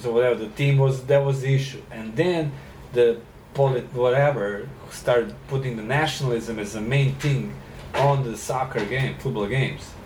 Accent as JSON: {"language": "English", "country": "Serbia", "tie": "born or raised there", "also_born_or_lived": "South Carolina, United States", "moved": "as an adult", "said": "growing up in Serbia."}